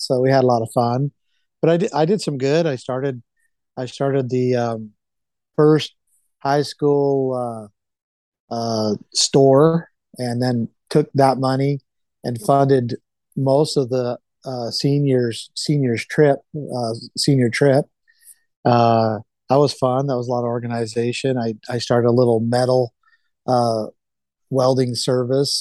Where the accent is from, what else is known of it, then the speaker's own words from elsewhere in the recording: Mesquite, Nevada, United States; now in Idaho, United States; I grew up in Southern Nevada on a ranch, and I grew up in the same home that my father grew up